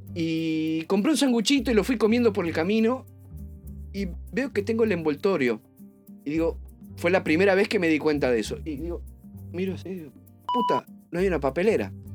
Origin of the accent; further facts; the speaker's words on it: Uruguay; los dos somos uruguayos